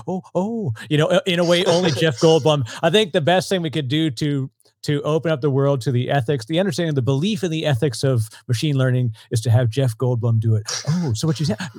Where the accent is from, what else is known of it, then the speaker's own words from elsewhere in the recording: Canada; accent: Canadian; I'm, I'm Canadian, so here I say process and project. part of my strange accent